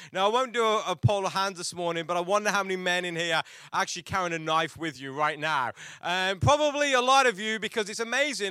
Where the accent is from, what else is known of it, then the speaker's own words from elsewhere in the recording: England, United Kingdom; growing up in England